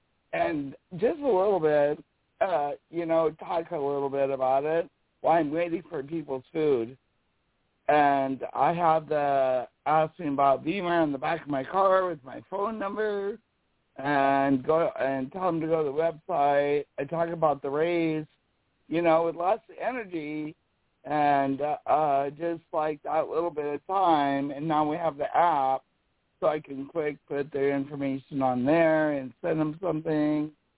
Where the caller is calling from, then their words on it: South Dakota, United States; from South Dakota in the Black Hills, right? We're a really, like, tourist area.